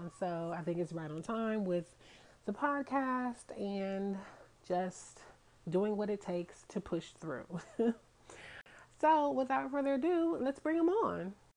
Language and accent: English; Atlanta, Georgia, United States; I'm from Atlanta